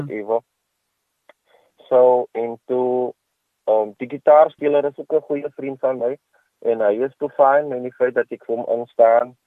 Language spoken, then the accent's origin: Afrikaans; Kraaifontein, Western Cape, South Africa; van Kraaifontein